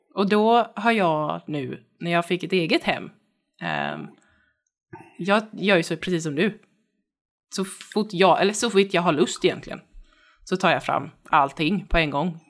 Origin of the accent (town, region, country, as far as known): Kalmar County, Sweden